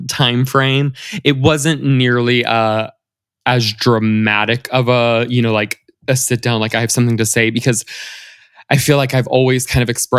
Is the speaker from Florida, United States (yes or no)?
yes; Central Florida, United States; moved away as an adult; also born or lived in the South (US); now in Los Angeles, United States; I grew up kind of all over the South when I was younger, but we kind of settled, my family and I settled in Florida, in kind of like Central Florida, close to the beach, but also close to Orlando. And, you know, that's kind of where I came of age, went to high school, college, et cetera